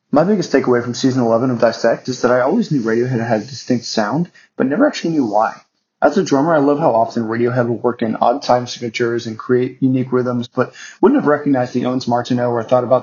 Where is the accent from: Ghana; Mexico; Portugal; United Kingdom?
Portugal; I am from Portugal.